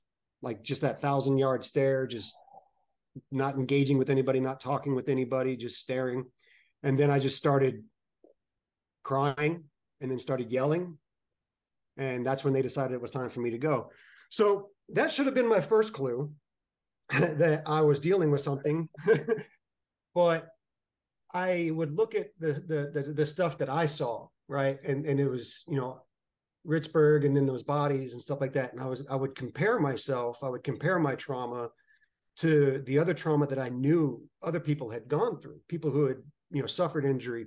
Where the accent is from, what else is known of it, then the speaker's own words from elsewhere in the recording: Arlington, Texas, United States; moved away as an adult; also born or lived in McAllen, Texas / California / Georgia; I was born in McAllen, Texas, and raised in Arlington